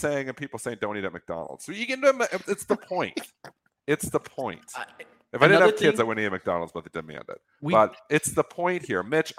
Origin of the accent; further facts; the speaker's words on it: Canada; we're Canadian